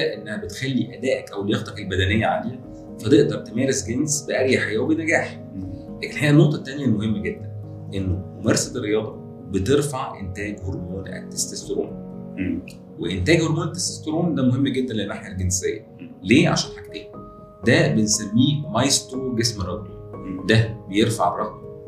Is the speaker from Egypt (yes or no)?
yes; Egypt; عندنا في مصر